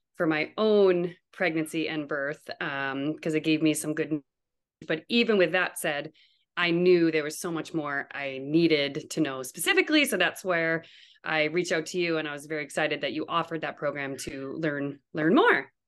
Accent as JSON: {"language": "English", "region": "New Brunswick", "country": "Canada", "also_born_or_lived": "Toronto, Canada", "moved": "as an adult", "lives_now": "Fairbanks, United States", "said": "I'm actually from Canada. I'm from New Brunswick. Um, that's where all my family now still lives, but I currently live in Fairbanks, Alaska."}